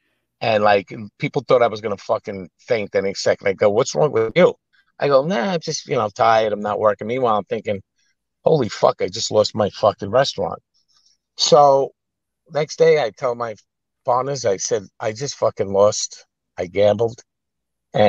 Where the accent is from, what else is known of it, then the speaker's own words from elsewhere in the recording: New York City, New York, United States; also born or lived in New Orleans; I grew up in Brooklyn. I worked in Manhattan. Moved to New Orleans when I was like 21 and lived there for 4 years